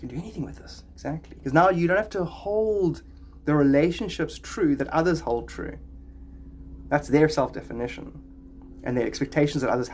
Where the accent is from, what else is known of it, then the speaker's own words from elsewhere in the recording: Cape Town, Western Cape, South Africa; I'm from Cape Town, just like Dylan